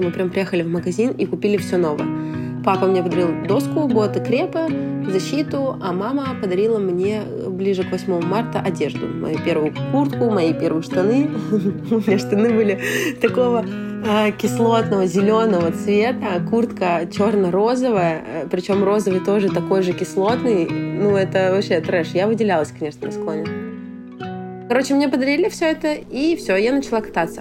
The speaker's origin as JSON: {"language": "Russian", "town": "Murmansk", "region": "Murmansk Oblast", "country": "Russia", "tie": "born or raised there", "said": "Я родом из Мурманска. У нас сопки, горки, снега до хрена постоянно."}